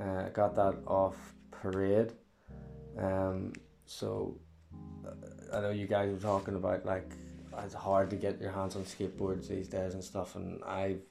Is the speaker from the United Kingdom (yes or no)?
yes; Banbridge, Northern Ireland, United Kingdom; I'm from Banbridge.